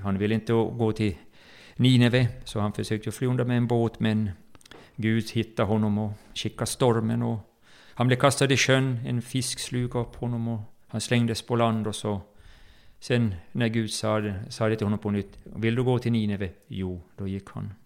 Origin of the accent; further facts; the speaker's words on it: Jakobstad, Ostrobothnia, Finland; moved away as an adult; also born or lived in Bromma, Stockholm, Sweden; now in Stockholm, Sweden; jag var uppväxt i Pingkyrkan i Jakobstad